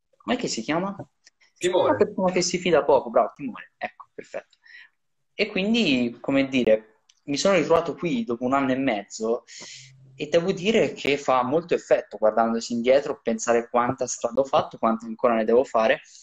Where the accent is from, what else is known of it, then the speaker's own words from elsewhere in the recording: Italy; in Riviera da noi